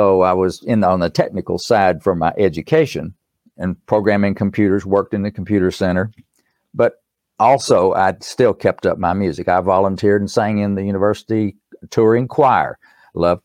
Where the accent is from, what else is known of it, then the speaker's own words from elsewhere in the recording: Erwin, Tennessee, United States; accent: East Tennessee; I was born in East Tennessee in a little town called Irwin